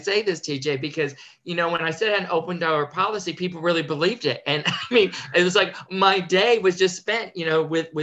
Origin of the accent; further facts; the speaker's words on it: Connecticut, United States; I was born and raised in Connecticut